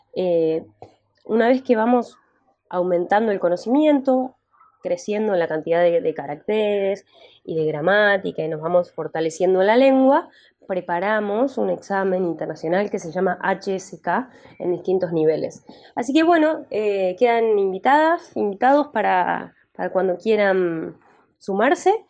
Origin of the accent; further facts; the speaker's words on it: Argentina; Me gusta decir que soy argentina